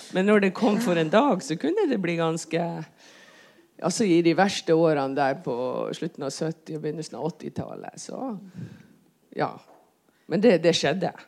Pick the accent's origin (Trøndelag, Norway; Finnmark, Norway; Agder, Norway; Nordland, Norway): Nordland, Norway; Fauske; now in Bergen, Norway; kommer fra Fauske, Saltens perle.